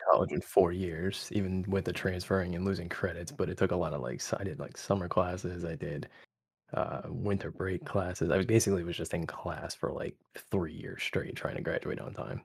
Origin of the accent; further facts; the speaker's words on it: Connecticut, United States; I grew up in Connecticut.